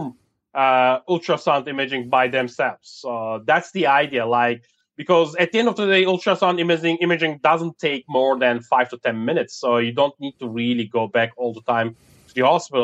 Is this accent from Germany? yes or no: yes; Germany; I grew up in Germany